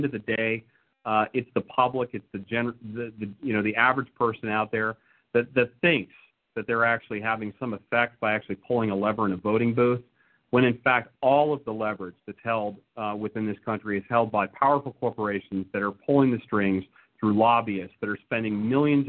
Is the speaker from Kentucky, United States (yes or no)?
no; West Texas, United States; I grew up in West Texas, Raquel. I grew up raising Rambouillet sheep